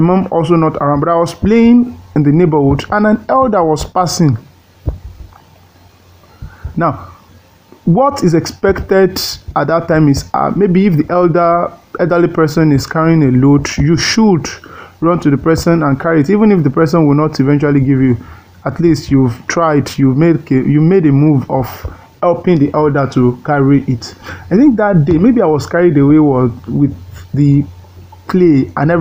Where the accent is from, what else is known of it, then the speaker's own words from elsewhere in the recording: Ejigbo, Osun, Nigeria; also born or lived in Ola, Osun State; now in Ogbomosho, Nigeria; I was born at Ejigbo, the headquarters of Ejigbo local government area of Osun State